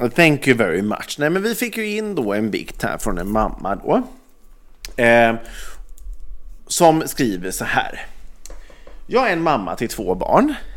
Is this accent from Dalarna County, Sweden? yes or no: no; Ulricehamn, Västra Götaland, Sweden; now in Stockholm, Sweden; flytta tillbaks till liksom Ulricehamn, där jag kommer ifrån